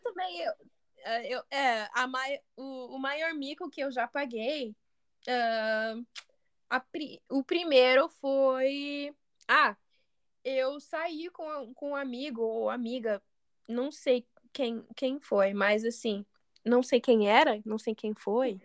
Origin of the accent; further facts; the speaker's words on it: United States; accent: American; Portuguese is a second language; also born or lived in Brazil; meu sotaque parece bem americano